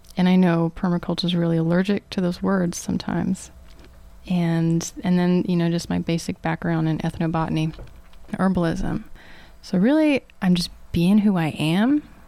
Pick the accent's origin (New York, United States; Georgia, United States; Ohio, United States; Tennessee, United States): Georgia, United States; Atlanta; I grew up in the Atlanta suburbs, like old suburbs, so lots of woods.